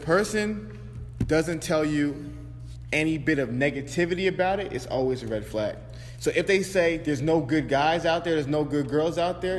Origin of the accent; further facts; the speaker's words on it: Atlanta, Georgia, United States; Bro, I'm from Atlanta. I'm from Atlanta.